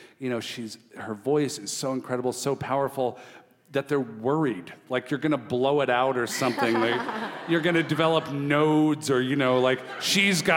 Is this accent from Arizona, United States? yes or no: no; Washington, United States; I grew up in Washington State